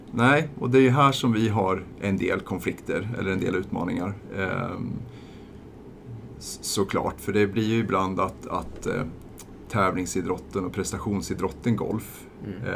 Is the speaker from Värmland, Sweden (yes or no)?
yes; eastern Värmland, Sweden; Saxå Golfklubb, där jag kommer ifrån, i östra Värmland